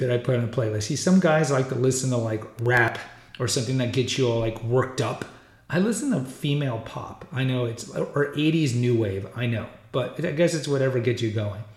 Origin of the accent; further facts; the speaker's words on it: Houston, Texas, United States; moved away as an adult; also born or lived in Alaska; I was born and raised in Texas. I still live in Texas. I live in Central Texas, but I grew up in Houston.